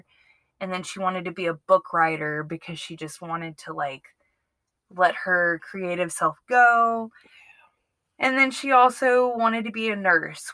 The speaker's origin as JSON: {"language": "English", "town": "Jackson", "region": "Mississippi", "country": "United States", "tie": "born or raised there", "moved": "yes", "lives_now": "Alabama, United States", "said": "I grew up around Jackson, Mississippi for most of my life"}